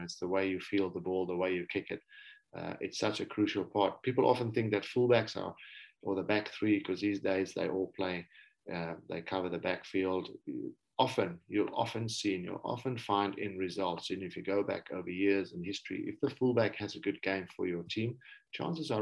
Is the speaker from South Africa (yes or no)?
yes; South Africa; also born or lived in Wales; as a South African